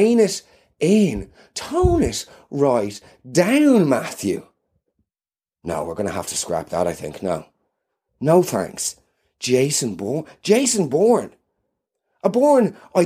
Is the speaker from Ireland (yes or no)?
yes; Ireland